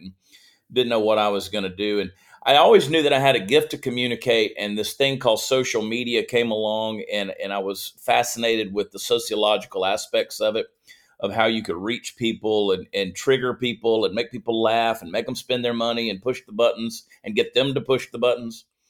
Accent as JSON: {"language": "English", "town": "Augusta", "region": "Georgia", "country": "United States", "tie": "born or raised there", "also_born_or_lived": "New Jersey / Columbia, South Carolina", "said": "grew up in Georgia"}